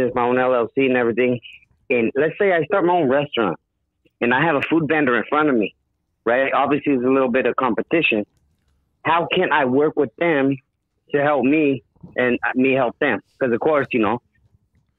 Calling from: San Jose, California, United States; I'm calling from San Jose

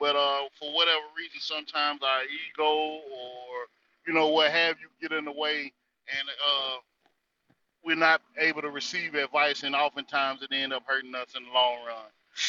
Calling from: North Carolina, United States; from the North Carolina territory.

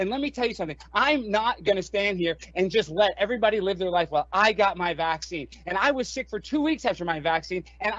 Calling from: Highland Park, Illinois, United States; I'm calling from Highland Park.

